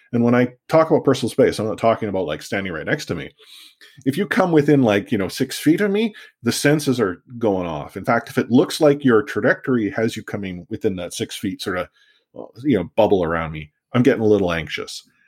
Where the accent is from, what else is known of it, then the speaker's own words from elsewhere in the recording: Vancouver, British Columbia, Canada; I grew up in Vancouver and my sport was soccer